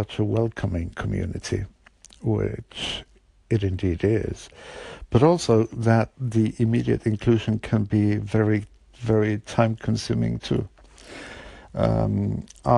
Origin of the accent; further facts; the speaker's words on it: Bergen, Vestland, Norway; English is a second language; my hometown, Bergen